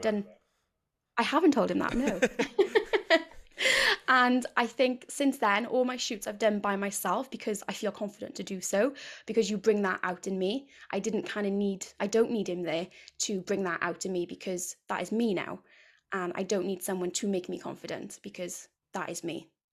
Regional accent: near Cardiff, South Wales, United Kingdom; I'm from South Wales, uh, near Cardiff, if you can't already tell by the accent

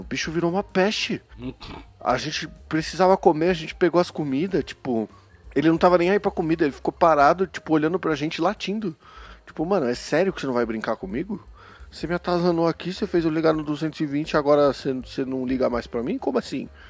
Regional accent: São Paulo, Brazil; eu sou paulista, né, meu? A gente reduz tudo, meu

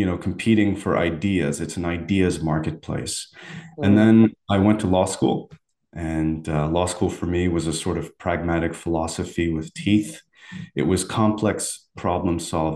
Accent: Algiers, Algiers Province, Algeria; moved away; I was born and raised in Algeria, in the city of Algiers

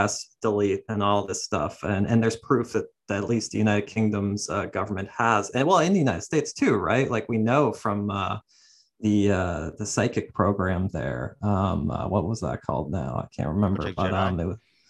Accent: Ontario, Canada; I'm Canadian, from Ontario, a bit north of where you're

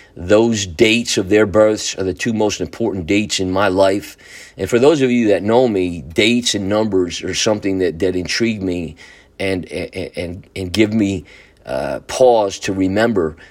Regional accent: Newburgh, New York, United States; the Newburgh City School District called me and asked me if I was interested in coming back to Newburgh to teach and to coach.

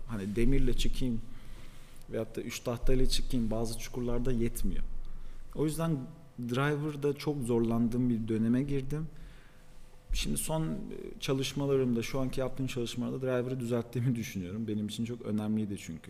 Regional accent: Paris, Île-de-France, France; also born or lived in Istanbul, Turkey; now in Antalya, Turkey; ben mesela Paris'te doğdum. Fransızca da biliyorum.

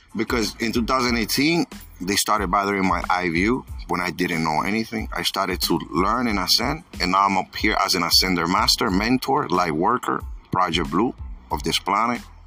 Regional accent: New York, United States; I'm from New York

